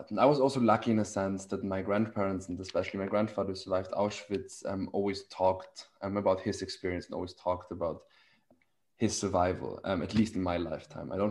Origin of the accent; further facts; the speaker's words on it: Vienna, Austria; I grew up in Vienna, which is not only um, the best city in the world in general, but also but also as a Jew, um, a great city. Vienna was a great place to grow up as a Jew